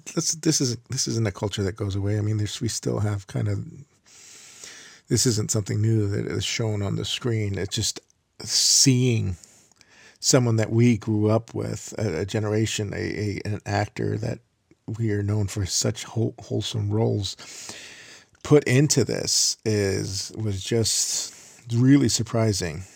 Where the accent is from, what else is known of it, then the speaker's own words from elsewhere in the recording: Miami, Florida, United States; I grew up in Miami, biking all over Miami